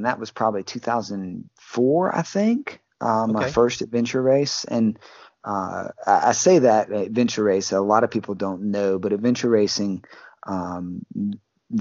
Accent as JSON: {"language": "English", "town": "Baton Rouge", "region": "Louisiana", "country": "United States", "tie": "born or raised there", "also_born_or_lived": "Port Allen, Louisiana", "said": "Louisiana boy, been in Baton Rouge pretty much my whole life, or Port Allen"}